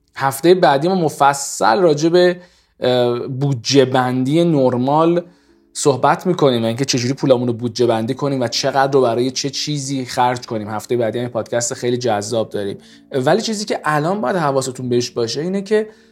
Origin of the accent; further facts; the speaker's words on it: Iran; ما ایرانیم